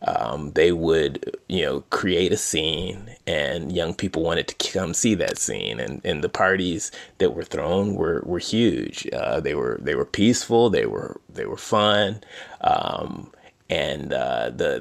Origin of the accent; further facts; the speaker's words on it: Detroit, Michigan, United States; growing up in Detroit. As a kid in Detroit